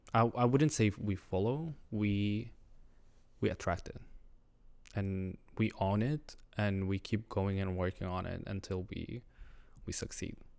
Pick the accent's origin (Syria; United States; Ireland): Syria; first language Arabic; English is a second language; moved away as an adult; now in Montreal, Canada; I'm Syrian. I just immigrated here, like, five years ago as a refugee because of the war.